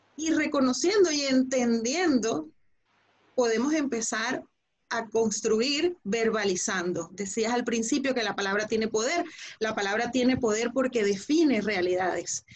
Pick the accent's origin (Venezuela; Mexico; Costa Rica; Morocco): Venezuela; tenemos una madre en común que se llama Venezuela